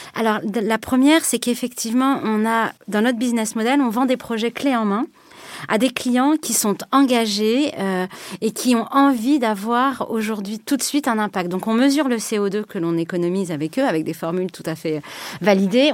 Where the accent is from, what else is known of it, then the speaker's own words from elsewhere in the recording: France; je me sens peut-être en tant que Française